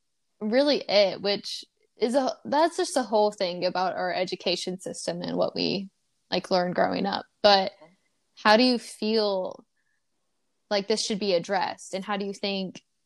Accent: Memphis, Tennessee, United States; we both grew up in the South. Do you feel like, well, and for anybody who doesn't know, we're both from Memphis, Tennessee

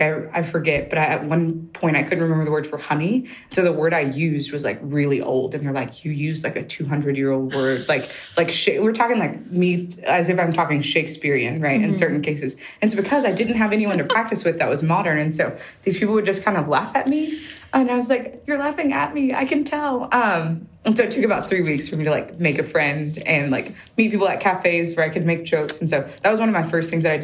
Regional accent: United States; I'm American

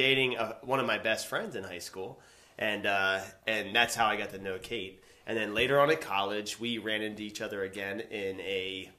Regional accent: Shippensburg, Pennsylvania, United States; I grew up in Shippensburg.

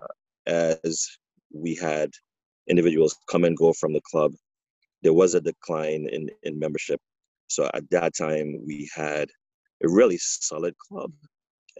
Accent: Trinidad & Tobago; now in New York, United States; So I'm originally from Trinidad and Tobago. I have I migrated to the U.S. Back in 1988 after playing youth hockey back in Trinidad

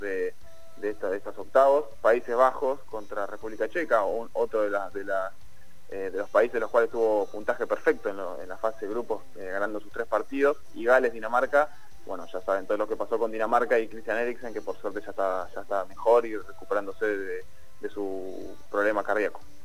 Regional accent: Argentina; siendo argentino

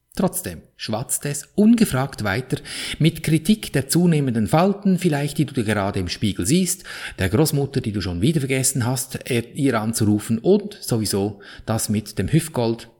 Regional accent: Switzerland; Wie du an meinem Akzent wohl gut hören kannst, bin ich in der Schweiz aufgewachsen

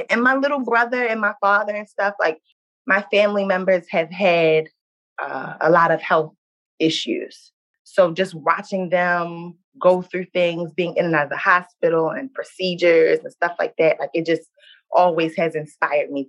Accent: Baltimore, Maryland, United States; I'm 24 years old. I'm from Baltimore, Maryland.

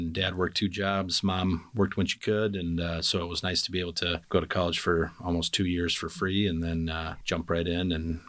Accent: Duluth, Minnesota, United States; I grew up in Upper Woodland, as people call it now. Went to Cobb Elementary School, Woodland Junior High, East High School.

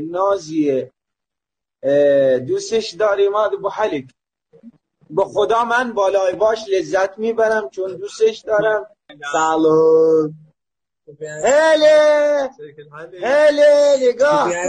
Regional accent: Ahvaz, Khuzestan, Iran; من بچه احوازم خوزستان

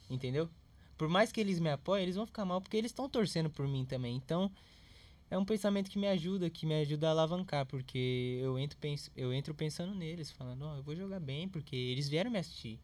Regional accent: São Paulo, Brazil; eu vim da onde eu vim. Eu nasci em Itaquera

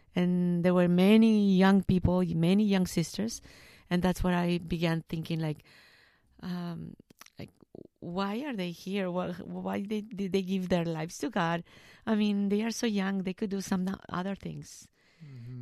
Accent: Arandas, Jalisco, Mexico; English is a second language; moved away as an adult; also born or lived in Guadalajara, Mexico; now in United States; I was born in Guadalajara, but I live in Arandas um, all my life.

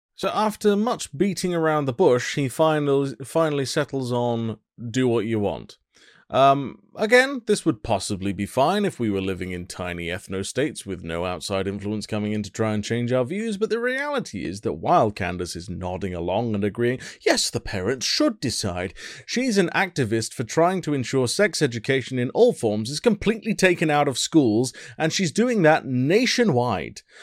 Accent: United Kingdom; I'm British and very polite

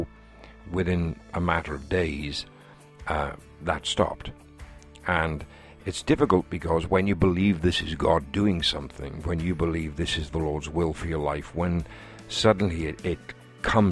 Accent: Wales, United Kingdom; here in my home country of Wales

